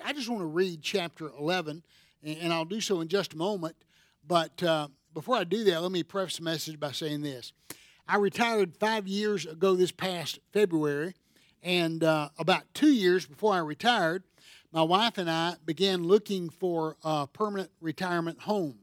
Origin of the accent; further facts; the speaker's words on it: Seneca, South Carolina, United States; I'm from Seneca, South Carolina, and a lot of us want to go back to our home where we grew up